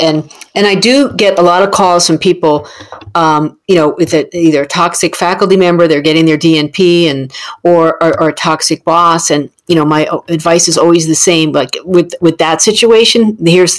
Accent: New Jersey, United States; I'm from New Jersey

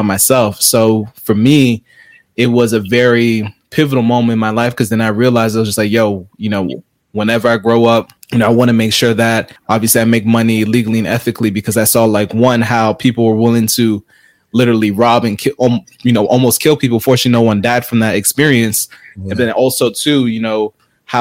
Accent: South Florida, United States; I'm originally from South Florida. So my parents are from Haiti, so I'm of Haitian descent

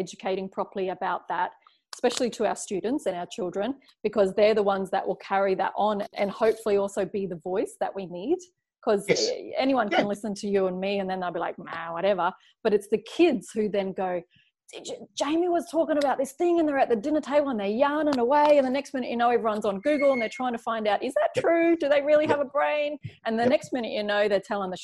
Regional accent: Brisbane, Queensland, Australia; now in Cairns, Australia; I grew up down in Brisbane.

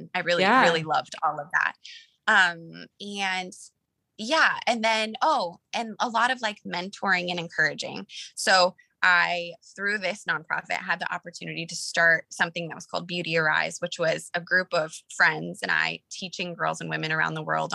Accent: Colorado, United States; moved away as an adult; also born or lived in Los Angeles; I'm from Colorado. We met in LA. We both moved there after high school

